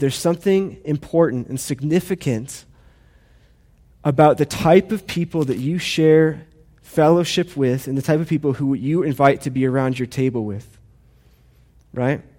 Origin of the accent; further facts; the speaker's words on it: United States; I love being an American